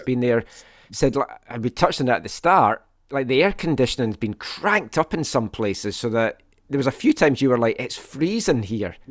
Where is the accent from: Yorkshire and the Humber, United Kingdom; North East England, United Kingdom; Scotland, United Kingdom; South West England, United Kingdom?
Scotland, United Kingdom; I am Scottish.